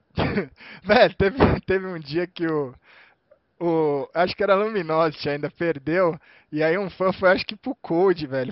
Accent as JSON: {"language": "Portuguese", "country": "Brazil", "said": "eu sou brasileiro"}